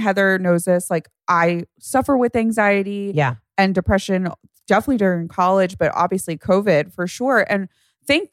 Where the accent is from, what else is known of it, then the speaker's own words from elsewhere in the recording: New York, United States; I'm from New York